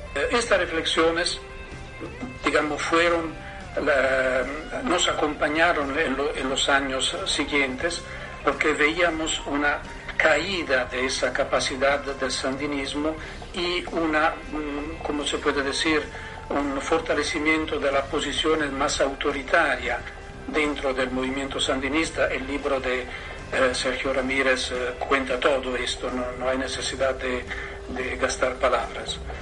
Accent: Italy; Spanish is a second language; un eh, militante de izquierda de Italia.

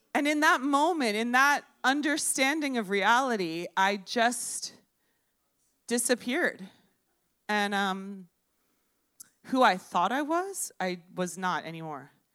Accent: Miami, Florida, United States; I'm from Miami, I'm a native. And thank you. I was born in Baptist Hospital.

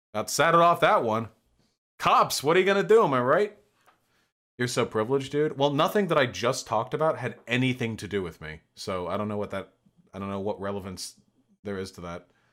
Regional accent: Beverly Hills, California, United States; Beverly Hills. My hometown

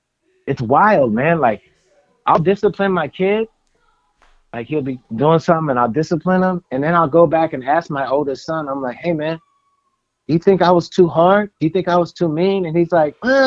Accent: the Bay Area, California, United States; I'm from the Bay Area

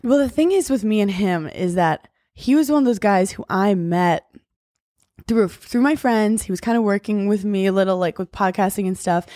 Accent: New York City, New York, United States; I grew up in New York City

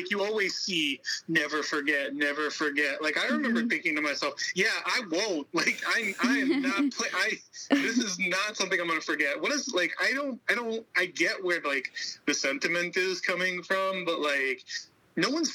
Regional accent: Tennessee, United States; I'm really proud to be from here

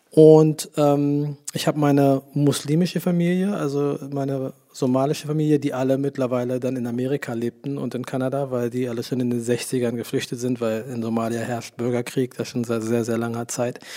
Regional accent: Lower Saxony, Germany; also born or lived in United States; now in Berlin, Germany; ich habe meine Kindheit in Deutschland verbracht, in, bei Hannover

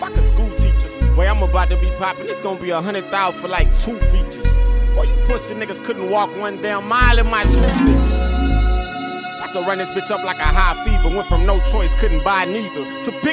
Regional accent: the South, United States; I'm from the South, you know, and a lot of people here, you know, you from the South, and they think, you know, We talk bad and shit

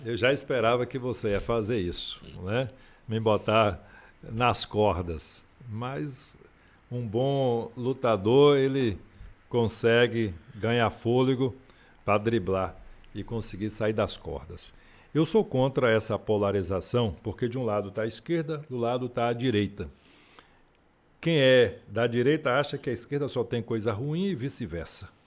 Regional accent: Feira de Santana, Bahia, Brazil; Imagine eu que nasci aqui, tenho 62 anos de idade

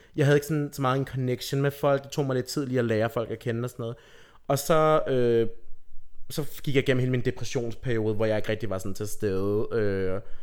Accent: Rødby, Zealand, Denmark; jeg er fra Rødby

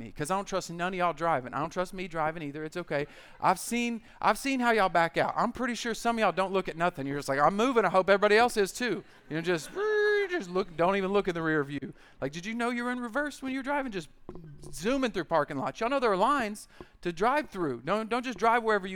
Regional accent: United States; I grew up in the American church

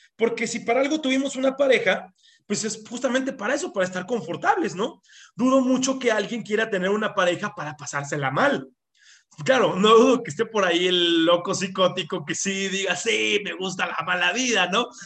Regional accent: Mexico; en México y en gran parte de nuestra cultura

